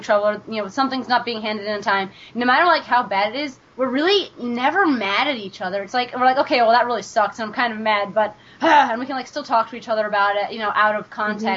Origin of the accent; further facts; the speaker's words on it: New York, United States; I'm from New York